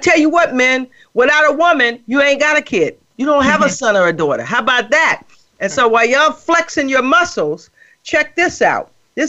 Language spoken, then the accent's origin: English; Midwest, United States; And so I was raised in the Midwest, and my mother's from Alabama.